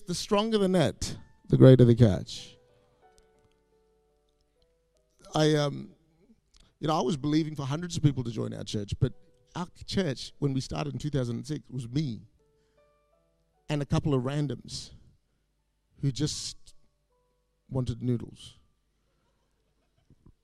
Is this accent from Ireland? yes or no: no; Perth, Western Australia, Australia; moved away as an adult; also born or lived in Singapore; now in Malaysia; I grew up in Perth, but I was sort of born in Singapore, a few years in Malaysia.